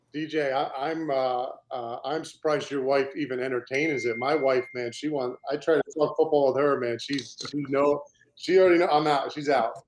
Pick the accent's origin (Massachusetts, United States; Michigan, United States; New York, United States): Massachusetts, United States; Cape Cod; growing up in Cape Cod, Massachusetts.